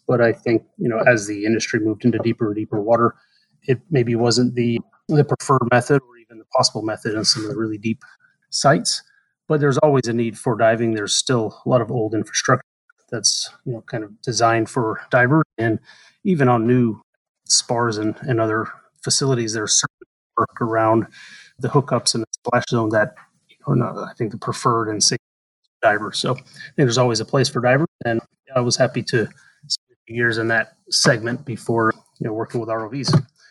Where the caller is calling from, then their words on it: Alabama, United States; also born or lived in Houston, Texas; I'm calling in from Alabama today. Normally, I work in Houston, but with the stay-at-home order, I'm working from my house in Alabama.